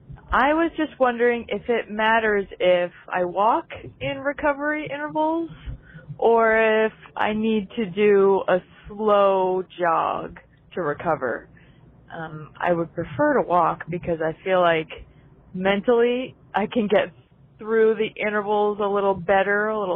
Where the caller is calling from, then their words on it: Easton, Maryland, United States; I'm calling from Easton, Maryland